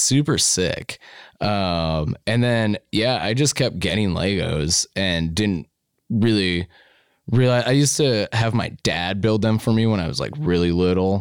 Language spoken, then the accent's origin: English; Lewistown, Montana, United States; now in Missoula, United States; when I was growing up in Lewistown